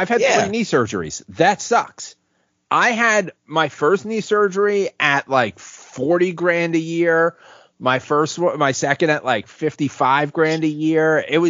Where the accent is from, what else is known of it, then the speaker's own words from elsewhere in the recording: United States; I'm an American.